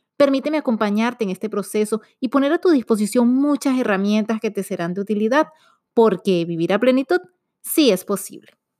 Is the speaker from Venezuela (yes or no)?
yes; Venezuela; Como buena venezolana